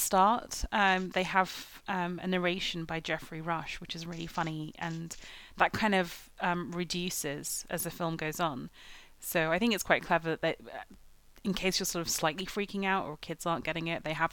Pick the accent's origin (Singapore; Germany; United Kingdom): United Kingdom; England; it was quite fun being English